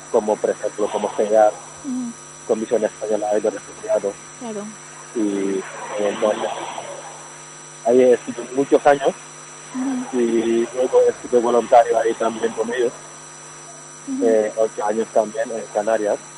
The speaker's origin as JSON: {"language": "Spanish", "country": "Senegal", "second_language": "Spanish", "said": "Eh, yo soy"}